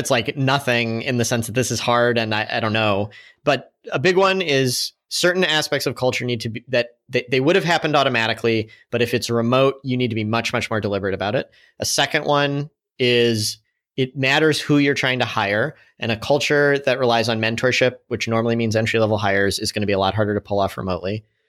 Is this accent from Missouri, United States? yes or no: yes; St. Louis, Missouri, United States; moved away as an adult; also born or lived in San Francisco; Saint Louis really embraced us. It's my hometown also